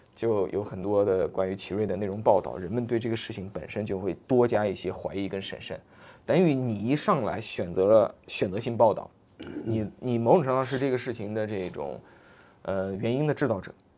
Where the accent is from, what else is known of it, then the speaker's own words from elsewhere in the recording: China; 我们中国人